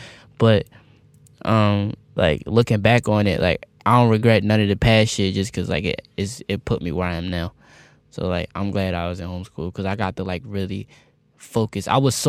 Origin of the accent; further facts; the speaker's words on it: East Coast, United States; Like, I'm from the East Coast, but like, I grew up on the internet. Like, I'm not like a traditional East Coast kid.